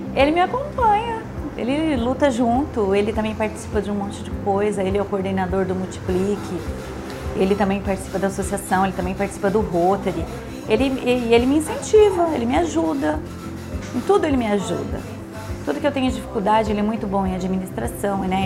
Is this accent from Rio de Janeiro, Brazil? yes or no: no; Parapuã, São Paulo, Brazil; nasci em Parapuã, porque minha família morava no sítio, né? E a gente. Eu fiquei no sítio até quando eu tinha 17 anos